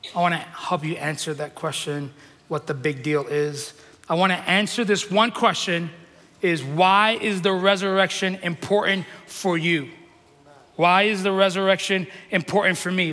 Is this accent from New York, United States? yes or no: yes; New York City, New York, United States; moved away; I'm from New York City